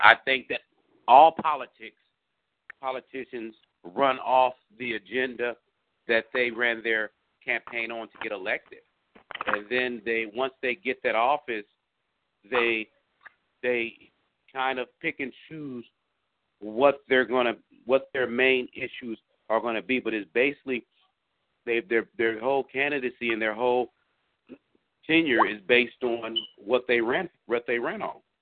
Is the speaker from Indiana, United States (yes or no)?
yes; Indiana, United States; moved away; I'm from Indiana originally, and so I remember growing up